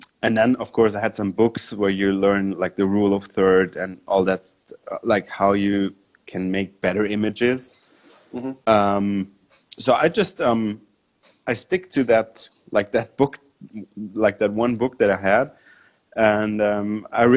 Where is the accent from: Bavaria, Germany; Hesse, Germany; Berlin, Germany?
Bavaria, Germany; Munich; I grew up in Munich, which is close to the mountains